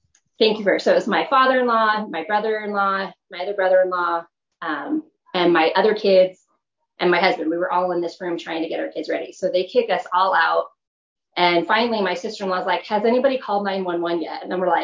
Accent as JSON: {"language": "English", "region": "California", "country": "United States", "moved": "as an adult", "lives_now": "Utah, United States", "said": "I'm originally from California."}